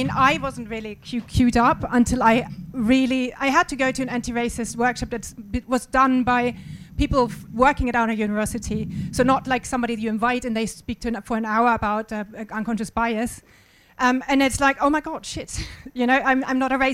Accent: Germany; moved away; I'm white, I'm from German

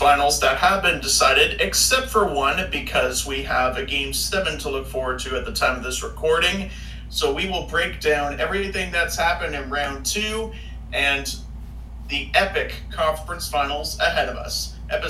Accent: Canada; unfortunately for my home country, it's the Canadian 2018 World Junior Squad.

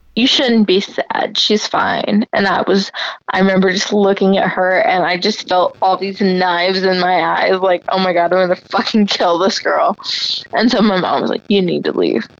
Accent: Warsaw, Indiana, United States; moved away; we grew up in Warsaw, Indiana, and everyone is Christian

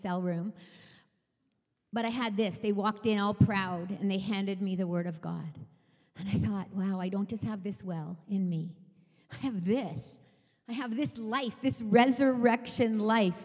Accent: England, United Kingdom; moved away; I was British. I was born in England.

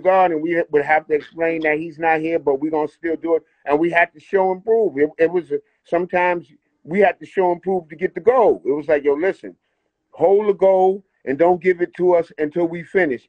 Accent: New York City, New York, United States; also born or lived in New Rochelle, New York; I was born in the Bronx, you know, um, Concourse Village, you know, my people's across the street, Park Avenue

